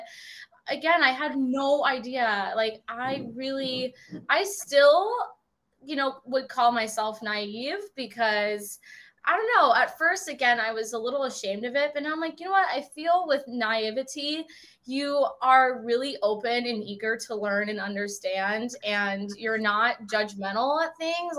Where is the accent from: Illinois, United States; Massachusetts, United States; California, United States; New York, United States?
California, United States; Orange County; I grew up in Orange County.